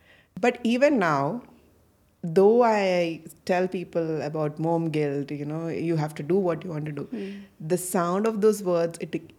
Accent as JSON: {"language": "English", "country": "Bahrain", "tie": "born or raised there", "said": "I grew up in Bahrain for most of my schooling time."}